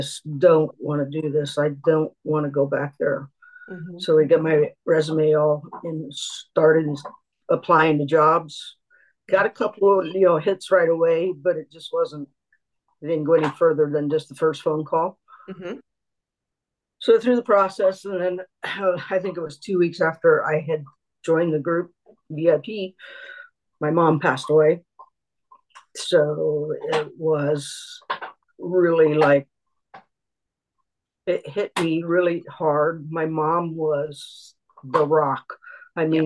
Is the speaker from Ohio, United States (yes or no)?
yes; Ohio, United States; I'm from Ohio